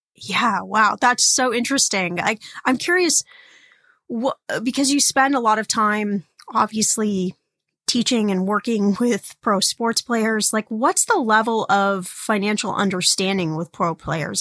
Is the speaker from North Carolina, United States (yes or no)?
no; Indiana, United States; I was born in Indiana, which makes me a Hoosier.